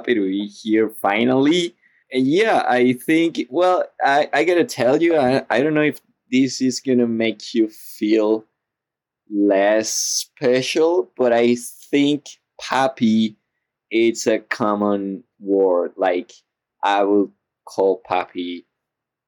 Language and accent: English; Venezuela; moved away as an adult; now in United States; I'm from Venezuela